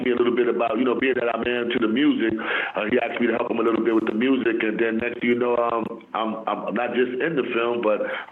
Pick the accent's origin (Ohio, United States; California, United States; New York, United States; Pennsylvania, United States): New York, United States; New York City; I grew up in El Barrio, Spanish Harlem